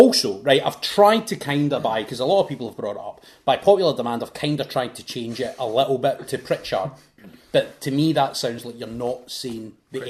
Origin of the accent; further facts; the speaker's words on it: Scotland, United Kingdom; I'm Scottish